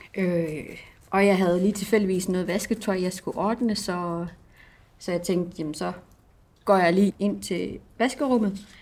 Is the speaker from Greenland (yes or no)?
yes; Greenland; also born or lived in Southern Jutland; now in Denmark; jeg er fra Grønland